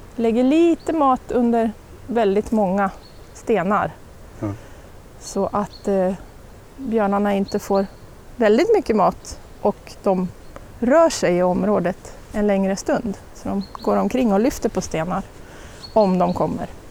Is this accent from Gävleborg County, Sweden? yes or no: yes; Sandviken, Gävleborg County, Sweden; also born or lived in Åmot / Ockelbo; jag brukar säga att jag är från Åmot